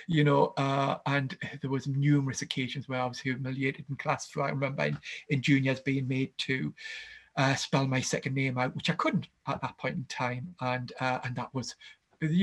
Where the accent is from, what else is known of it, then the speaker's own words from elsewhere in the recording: Gateshead, North East England, United Kingdom; I grew up in a town called Gateshead, which is just next to Newcastle.